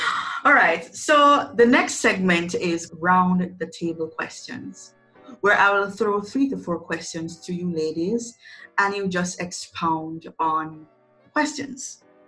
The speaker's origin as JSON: {"language": "English", "country": "Jamaica", "said": "from Jamaica"}